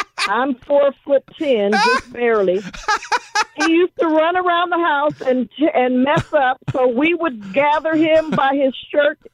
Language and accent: English; Los Angeles, California, United States; I grew up in Watts